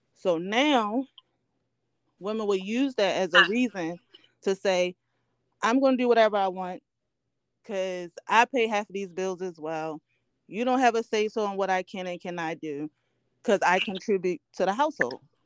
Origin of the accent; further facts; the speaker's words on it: Baltimore, Maryland, United States; now in New York City, United States; I'm from Baltimore, Maryland. I currently live in New York City.